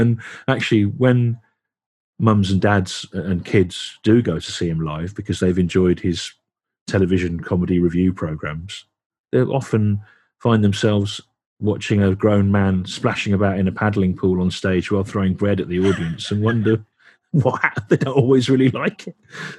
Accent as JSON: {"language": "English", "region": "England", "country": "United Kingdom", "accent": "Midlands", "moved": "yes", "said": "I've not lived in the Midlands for 33 years, you know. But I found my accent would get stronger and stronger the more time I spent there, as if I was reverting back to my actual real self"}